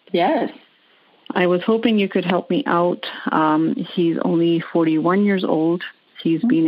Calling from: Vancouver, British Columbia, Canada; I'm calling from Vancouver, Canada.

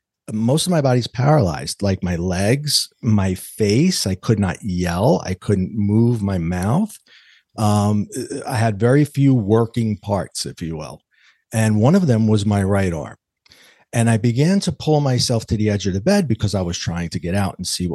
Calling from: New York, United States; Well, I come to you today from New York, actually the border of New York and New Jersey, the East Coast, a little chilly outside

